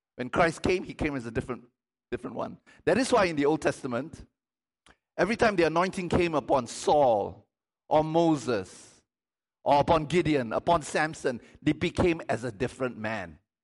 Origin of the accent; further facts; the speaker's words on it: Malaysia; I'm Malaysian.